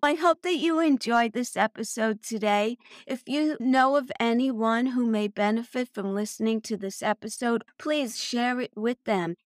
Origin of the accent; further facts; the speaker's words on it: New York City, New York, United States; also born or lived in Long Island; I was born and raised in Brooklyn, New York